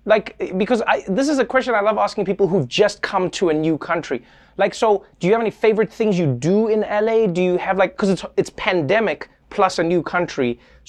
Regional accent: South Africa; But as a South African, there's such a big process behind, like, you had to go to get a visa and everything, right?

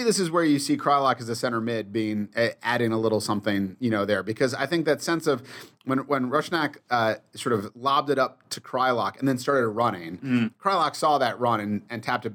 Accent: United States; I'm just an American

